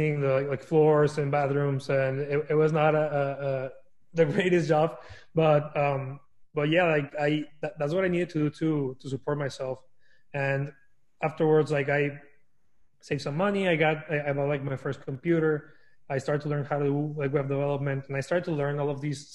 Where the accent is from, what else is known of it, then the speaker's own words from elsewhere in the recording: Torreón, Coahuila, Mexico; moved away as an adult; also born or lived in El Paso, Texas; now in United States; So I was born and raised in Mexico in a small town called Torreón. I was there for like 19 years until I decided to move to the US for college.